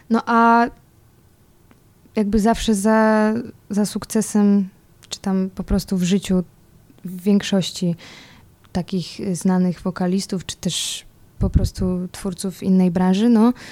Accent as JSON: {"language": "Polish", "town": "Czeladź", "region": "Silesian Voivodeship", "country": "Poland", "tie": "born or raised there", "also_born_or_lived": "Sosnowiec", "said": "ja się wychowałam jakby co w Czeladzi i tak szczerze mówiąc, to więcej lat spędziłam w, w Czeladzi. To jest, y, to jest też obok Sosnowca, no i to jest mniejsza miejscowość."}